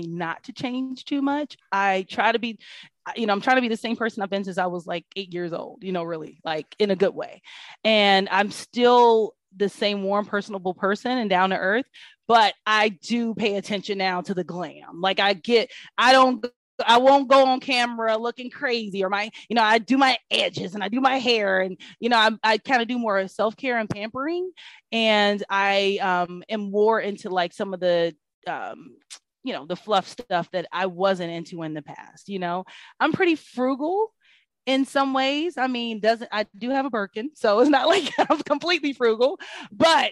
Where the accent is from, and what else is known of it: Kansas City, Missouri, United States; now in Atlanta, United States